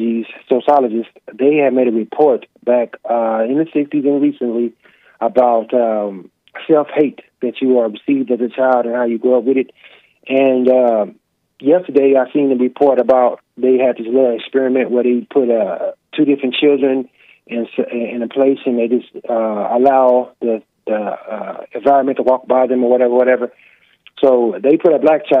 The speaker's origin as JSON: {"language": "English", "region": "Texas", "country": "United States", "tie": "born or raised there", "also_born_or_lived": "Minnesota", "said": "I'm from Texas. I was raised in Texas, but I lived a few years in Minnesota for a while"}